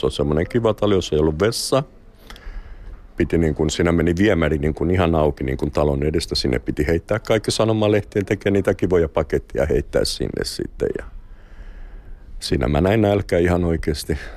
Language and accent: Finnish; Brazil; Finnish is a second language; now in Finland; Olin täällä vuosi kahdeksan kuukautta – sitten menin takaisin Brasiliaan